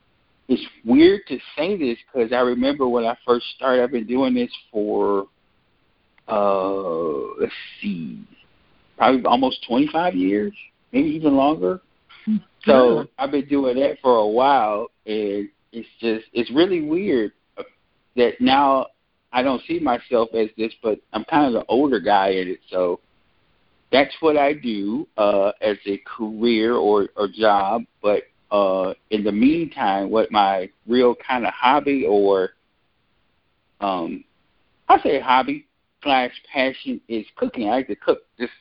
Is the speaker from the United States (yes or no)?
yes; Michigan, United States; also born or lived in Ohio; now in North Carolina, United States; I am originally from the Midwest, from Michigan